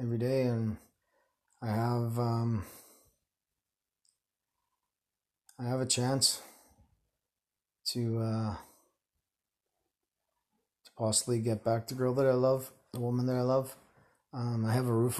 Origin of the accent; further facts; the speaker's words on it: Winnipeg, Manitoba, Canada; moved away as an adult; also born or lived in Calgary, Canada / Edmonton, Canada; now in Surrey, Canada; I was born in Winnipeg, spent 35 years there, or 33 years there